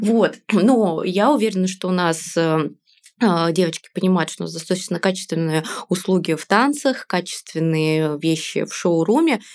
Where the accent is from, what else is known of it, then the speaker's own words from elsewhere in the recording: Yaroslavl, Yaroslavl Oblast, Russia; moved away as an adult; now in Saint Petersburg, Russia; я из Ярославля